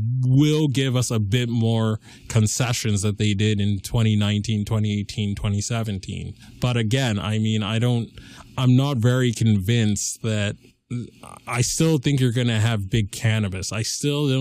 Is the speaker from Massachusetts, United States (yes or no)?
yes; Lee, Massachusetts, United States; I'm a junior from Leo, Massachusetts, the heartland of America.